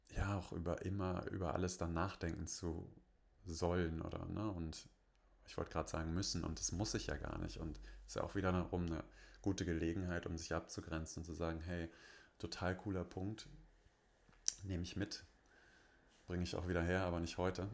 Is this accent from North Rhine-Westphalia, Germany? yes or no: yes; Bonn, North Rhine-Westphalia, Germany; bei uns in Bonn